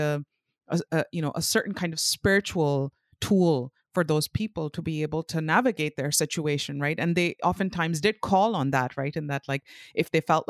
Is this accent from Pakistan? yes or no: yes; Pakistan; drilled in us as kids when we were little, growing up in Pakistan